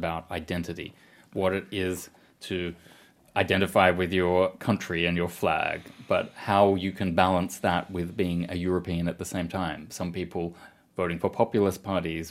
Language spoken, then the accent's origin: English; Australia; moved away as an adult; now in Belgium; I grew up in Australia, but my background was Scottish and Finnish